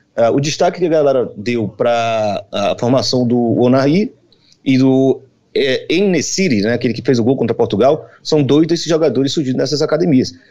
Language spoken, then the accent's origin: Portuguese; Salvador, Bahia, Brazil; now in Rio de Janeiro, Brazil; eu sou de Salvador